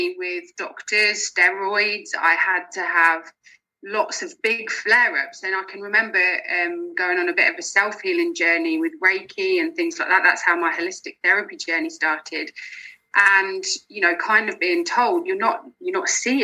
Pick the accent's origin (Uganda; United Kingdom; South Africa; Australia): United Kingdom; Lincolnshire near Peterborough, East Midlands; moved away as an adult; now in Glasgow, United Kingdom; I'm originally from Lincolnshire near Peterborough. I moved up to Glasgow in March